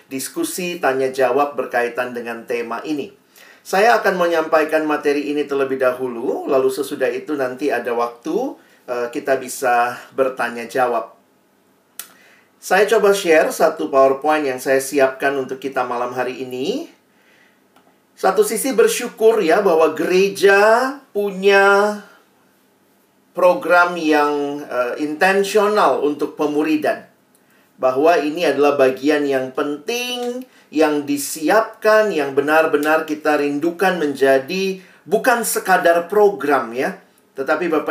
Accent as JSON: {"language": "Indonesian", "town": "Ambon", "region": "Maluku", "country": "Indonesia", "said": "Saya uh, kalau dari marga saya, saya ini orang Ambon. Papa saya Ambon, mama saya Manado Tionghoa."}